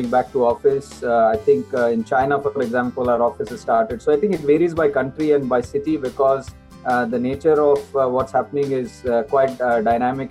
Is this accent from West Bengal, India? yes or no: no; Pune, Maharashtra, India; moved away as an adult; also born or lived in Bombay / Singapore; now in London, United Kingdom; I grew up in Pune. Right? So all through my schooling and my college, right up to finishing my post-graduation, I was in Pune.